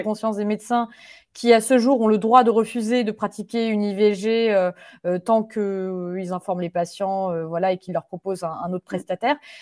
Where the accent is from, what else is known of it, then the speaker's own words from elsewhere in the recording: France; moved away; en tant que Français et Françaises de l'étranger